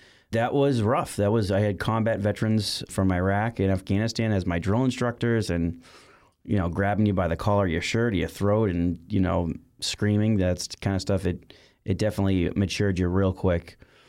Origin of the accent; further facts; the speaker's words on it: Boston, Massachusetts, United States; You know, I grew up in Boston my whole life, and Massachusetts is a very patriotic state in regards to veterans.